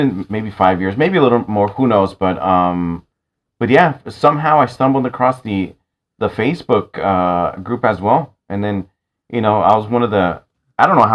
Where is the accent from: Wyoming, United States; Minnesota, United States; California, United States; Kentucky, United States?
California, United States; San Francisco; I grew up in San Francisco.